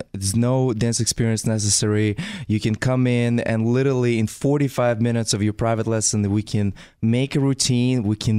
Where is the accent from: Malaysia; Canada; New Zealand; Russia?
Russia; moved away; in Russia, when I was little